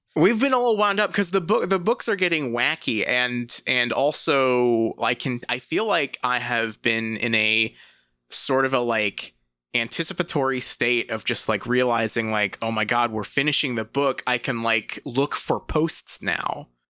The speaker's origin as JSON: {"language": "English", "region": "England", "country": "United Kingdom", "moved": "yes", "said": "I'm from England"}